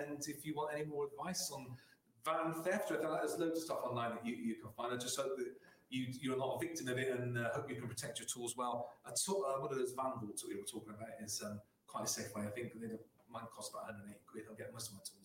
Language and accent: English; Somerset, South West England, United Kingdom; I'm from Somerset